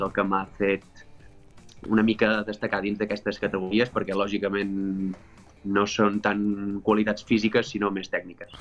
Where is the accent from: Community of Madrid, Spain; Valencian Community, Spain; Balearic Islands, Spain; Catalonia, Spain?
Catalonia, Spain; Palamós; also born or lived in French Alps; now in France; Jo vaig marxar de Palamós convençudíssim de que tornaria